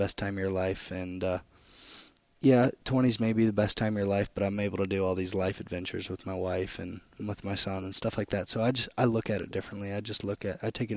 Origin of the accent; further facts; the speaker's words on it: Canton, Michigan, United States; now in Florida, United States; I'm from Canton, Michigan. My mom was a nurse growing up